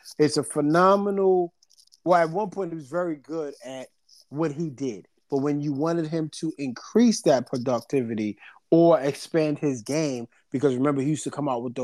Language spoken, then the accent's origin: English; New York, United States; I'm from New York.